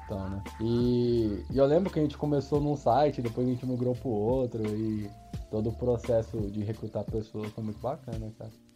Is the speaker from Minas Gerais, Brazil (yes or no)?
no; São Paulo, Brazil; moved away as an adult; also born or lived in Uberlândia; eu nasci em São Paulo, mas eu sou de cidade pequena. minha família mora no interior, até onde eu tô agora, nesse, né, nesse tempo de pandemia. E então, assim, minha infância toda, minha adolescência, eu passei em cidade pequena